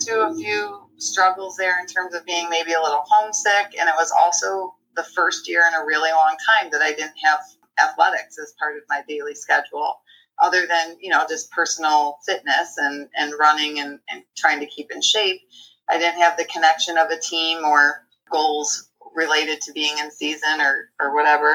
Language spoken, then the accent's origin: English; Liverpool, New York, United States; I was born in Liverpool, New York. We share an alma mater. I came up through Liverpool Public Schools and graduated from